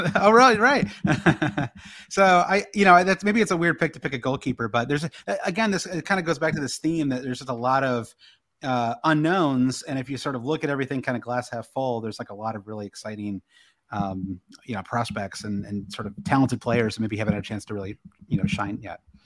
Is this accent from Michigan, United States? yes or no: yes; Michigan, United States; I'm from the Midwest. I grew up in Michigan, big Michigan sports fan